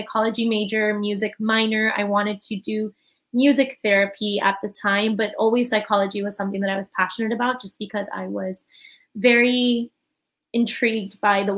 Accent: Miami, Florida, United States; So I'm born and raised from Miami. So I'm a Miami native

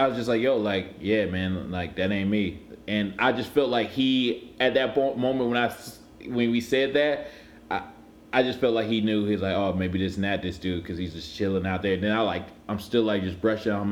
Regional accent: Cleveland, Ohio, United States; I'm from Cleveland

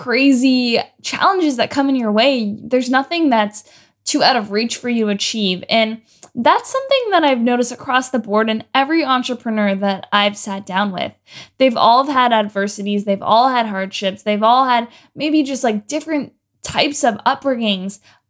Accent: Ontario, Canada; moved away as an adult; now in Los Angeles, United States; So last year I moved to LA, and man, it was quite a ride. I moved from Canada.

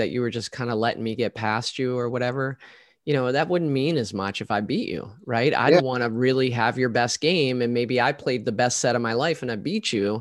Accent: Baltimore, Maryland, United States; I grew up in Baltimore

